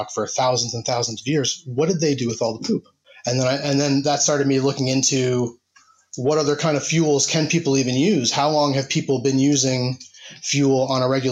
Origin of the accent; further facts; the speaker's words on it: New Jersey, United States; moved away as an adult; now in Bradford, United Kingdom; I'm originally from New Jersey, and now I live in the city of Bradford in the UK in West Yorkshire